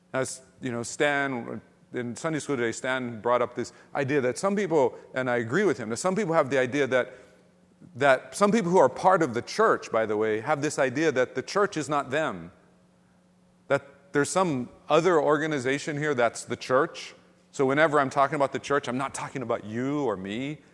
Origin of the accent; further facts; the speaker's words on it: Ewa Beach, Hawaii, United States; And where we grew up in Real Eva Beach is a very different place.